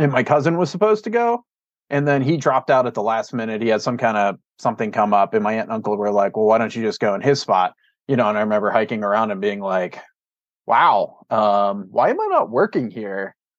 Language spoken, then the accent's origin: English; Pittsburgh, Pennsylvania, United States; moved away as an adult; also born or lived in Cleveland, Ohio / Cimarron, New Mexico; now in Bozeman, United States; I grew up in Pittsburgh, Pennsylvania, and then I went to college in Cleveland